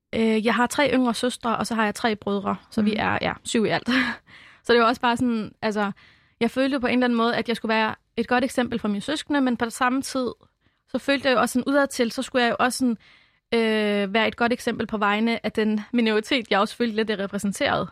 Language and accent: Danish; Albertslund, Capital Region of Denmark, Denmark; also born or lived in Lebanon; Jeg er vokset op i Albertslund på Vestegnen